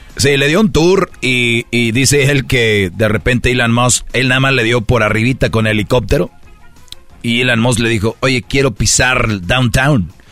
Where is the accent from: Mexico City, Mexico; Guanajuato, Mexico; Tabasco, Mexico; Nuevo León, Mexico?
Nuevo León, Mexico; Monterrey; yo soy de Monterrey